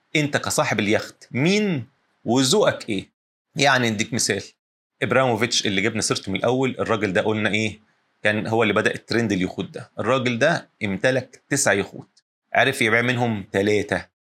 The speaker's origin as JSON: {"language": "Arabic", "country": "Egypt", "said": "عندنا في الساحل الشمالي"}